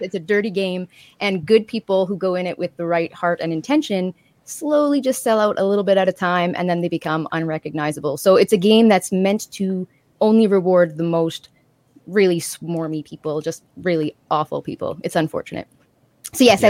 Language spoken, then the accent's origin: English; Canada; as a Canadian